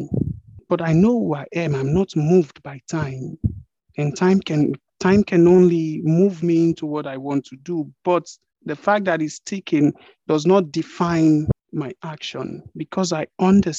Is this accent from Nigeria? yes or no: yes; Nigeria; I am a Nigerian, meaning you can identify me with the geographical location of Nigeria